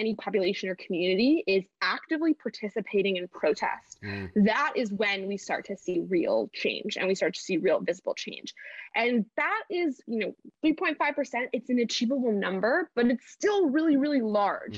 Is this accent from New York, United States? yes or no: no; Milwaukee, Wisconsin, United States; moved away as an adult; also born or lived in Los Angeles; I moved out from Milwaukee to Los Angeles when I was 18, in August of 2018